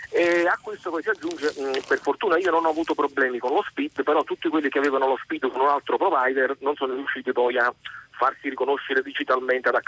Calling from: Bologna, Emilia-Romagna, Italy; siamo da Bologna.

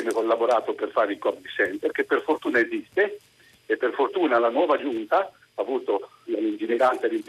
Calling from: Civitanova Marche, Marche, Italy; siamo da Civitanova Marte.

